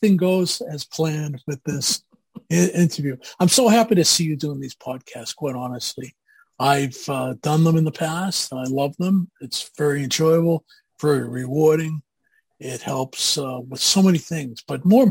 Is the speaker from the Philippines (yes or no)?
no; Boston, Massachusetts, United States; accent: Boston; moved away as an adult; also born or lived in Amherst, Massachusetts / Newton, Massachusetts; now in Roswell, United States; And I'm originally from Boston, if you can't guess. I grew up in Boston, went to school in Boston, as well as Amherst, Massachusetts, and I've never lost my accent, quite honestly.